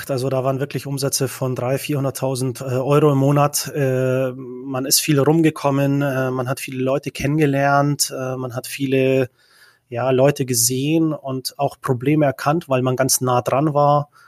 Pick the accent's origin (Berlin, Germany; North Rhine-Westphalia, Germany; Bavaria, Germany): Bavaria, Germany; also born or lived in Czech Republic; Genau, also ich komme ursprünglich, äh, bin ich in Tschechien geboren. Ich bin mit acht Jahren äh, nach Deutschland gekommen, nach Bayern, ähm, bin dann dort äh, aufgewachsen bis zum 18. Lebensjahr.